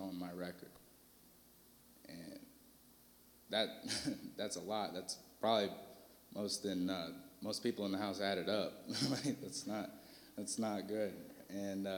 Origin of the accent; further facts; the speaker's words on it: Fort Wayne, Indiana, United States; moved away as an adult; now in Terre Haute, United States; I'm from Fort Wayne, Indiana